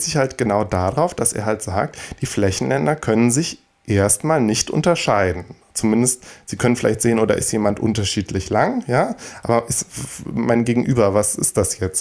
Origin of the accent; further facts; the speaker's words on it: Bergisch Gladbach, North Rhine-Westphalia, Germany; Bergisch Gladbach lief, meiner meine Heimatstadt